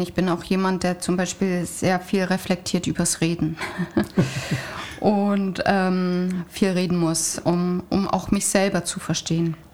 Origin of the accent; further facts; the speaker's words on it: Siegerland, North Rhine-Westphalia, Germany; moved away; ich komme doch aus Nordrhein-Westfalen, aus dem Siegerland